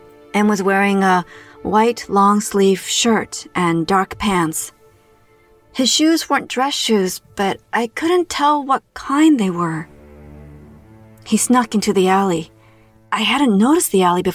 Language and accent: English; Toronto, Ontario, Canada; my hometown of Toronto, Canada.